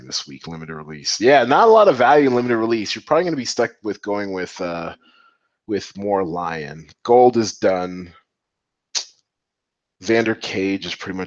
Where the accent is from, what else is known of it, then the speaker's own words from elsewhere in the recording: Seattle, Washington, United States; moved away; also born or lived in Atlanta; I'm from Seattle, went to school in Atlanta